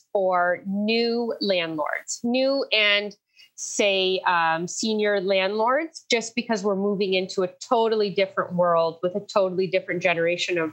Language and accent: English; Windsor, Ontario, Canada; I was born and raised in Windsor, Ontario.